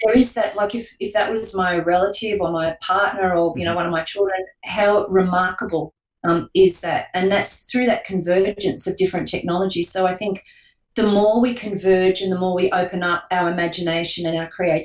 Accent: Newcastle, New South Wales, Australia; my hometown of Newcastle, New South Wales

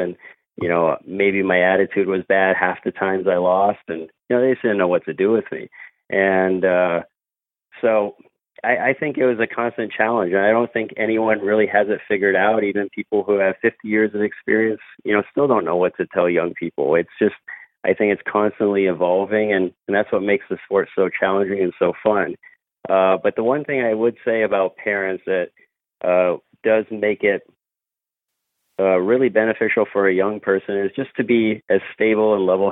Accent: Midwest, United States; moved away; I grew up in the Midwest

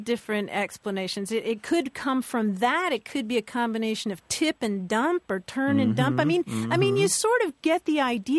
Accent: Louisville, Kentucky, United States; moved away as an adult; also born or lived in upstate New York; I grew up in Louisville. I moved to upstate New York to go to college.

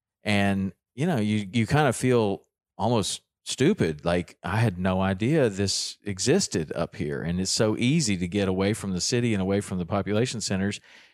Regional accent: Tennessee, United States; it really looked a lot like the area that I grew up in Tennessee.

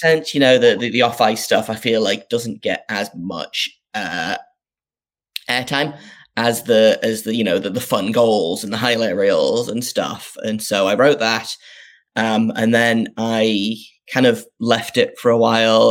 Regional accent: North East England, United Kingdom; I grew up in the northeast of England. Um, if people can't tell from my uh, from my accent

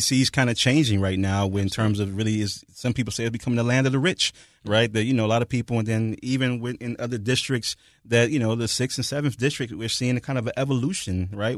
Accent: Detroit, Michigan, United States; moved away; I'm from Detroit

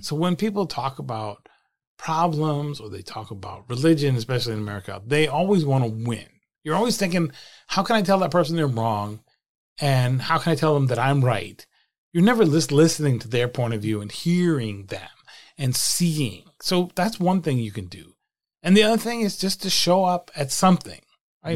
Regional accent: Attleboro, Massachusetts, United States; my hometown of Attleboro, Massachusetts, small town just south of, just north of Providence and about forty miles south of Boston

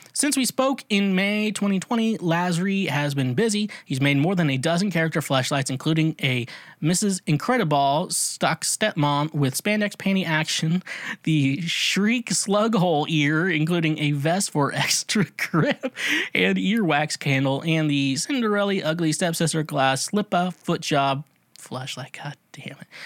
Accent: Midwest, United States; I grew up in the Midwest

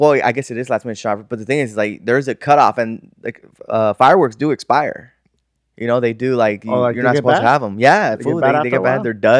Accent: Sun Valley, United States; we grew up in Sun Valley, food, so we don't get scared easily.

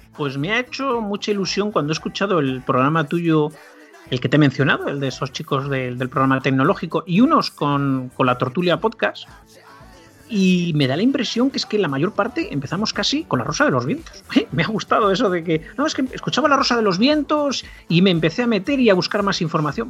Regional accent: Barcelona, Catalonia, Spain; now in La Rioja, Spain; yo vivo en La Rioja. De todas maneras, de origen soy de Barcelona.

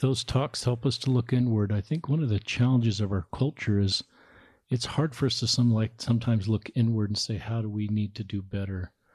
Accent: Salt Lake City, Utah, United States; growing up in Salt Lake

